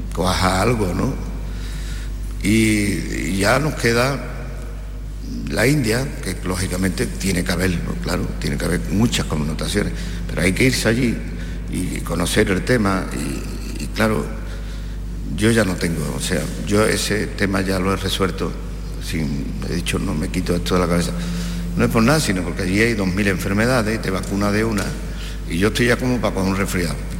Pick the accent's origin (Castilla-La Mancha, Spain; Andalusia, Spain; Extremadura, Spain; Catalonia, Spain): Andalusia, Spain; Lebrija; yo soy de Lebría